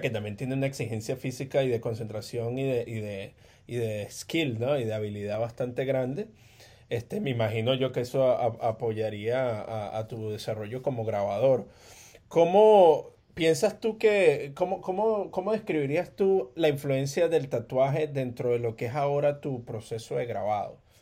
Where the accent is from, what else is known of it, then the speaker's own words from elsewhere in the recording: Caracas, Capital District, Venezuela; moved away; eso me pasó a mí creciendo allá en Caracas, eh, en Venezuela